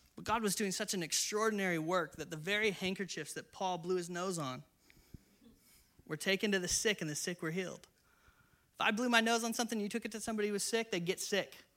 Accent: San Diego, California, United States; also born or lived in Inland Empire, California / Northern Ireland; I'm from San Diego

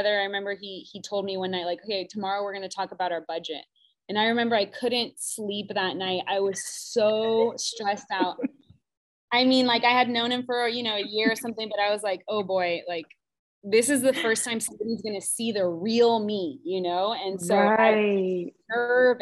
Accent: South Orange County, California, United States; I grew up in South Orange County

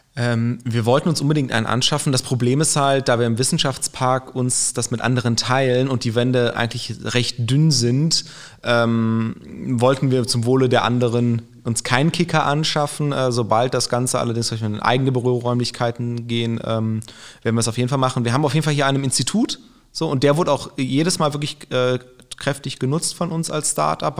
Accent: Aachen, North Rhine-Westphalia, Germany; moved away as an adult; now in Gelsenkirchen, Germany; ich gebürtig aus Aachen komme

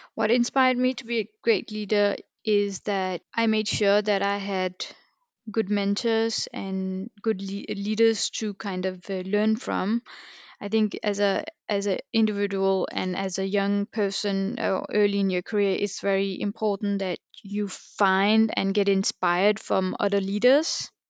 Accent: Denmark; born and raised in Denmark

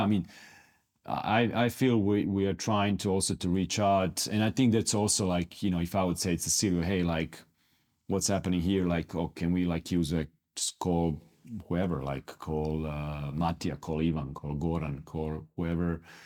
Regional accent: Split, Split-Dalmatia County, Croatia; moved away; I'm from Split. Split is in particularly known for having great athletes. When I was growing up, in in Split

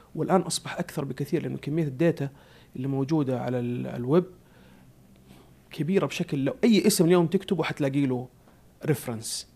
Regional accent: Saudi Arabia; عندنا في السعودية

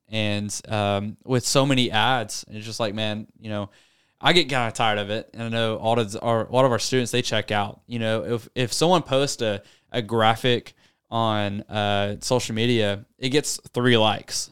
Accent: Searcy, Arkansas, United States; born and raised in Searcy, Arkansas

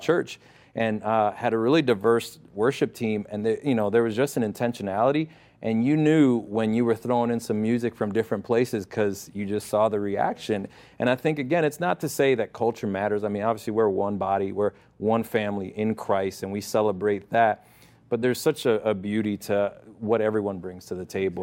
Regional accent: Connecticut, United States; also born or lived in Puerto Rico; where I grew up in Connecticut

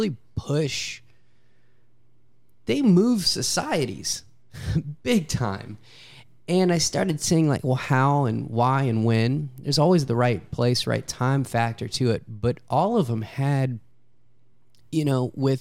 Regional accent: Louisiana, United States; I'm from Louisiana

